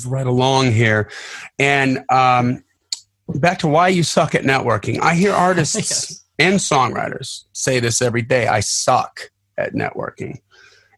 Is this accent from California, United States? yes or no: no; Delavan, Wisconsin, United States; I grew up in Delavan, Wisconsin